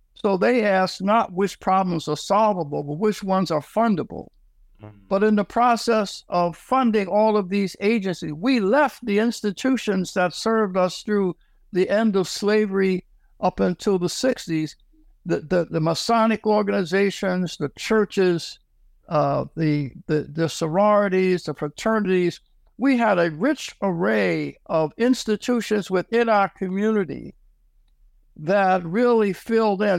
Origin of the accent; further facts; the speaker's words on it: Philadelphia, Pennsylvania, United States; I am from Philadelphia, Pennsylvania. Uh, I uh, was born in the at the end of the, the Depression 1937.